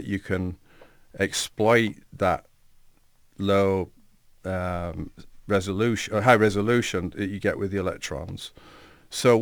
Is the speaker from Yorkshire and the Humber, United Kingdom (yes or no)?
yes; Hessle, Yorkshire and the Humber, United Kingdom; moved away as an adult; also born or lived in Leeds; now in Lehigh Valley, United States; I grew up in a small village in England, in the village of Hessle on the northeast coast in Yorkshire